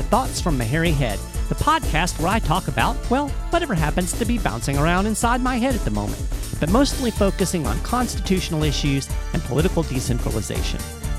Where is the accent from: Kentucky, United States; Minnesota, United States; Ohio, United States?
Kentucky, United States; Lexington; here in my hometown of Lexington, Kentucky